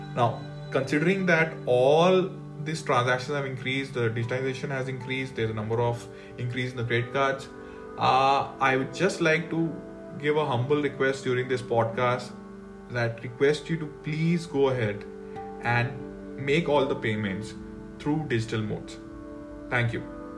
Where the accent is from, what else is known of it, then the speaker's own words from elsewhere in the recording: India; I'm from India